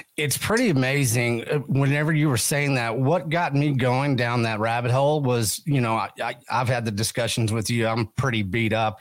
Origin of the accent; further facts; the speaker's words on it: West Texas, United States; I come from West Texas